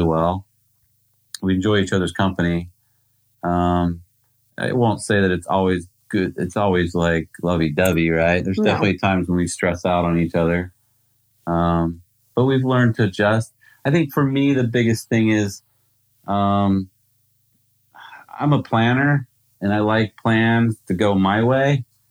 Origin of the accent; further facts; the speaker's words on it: United States; as an American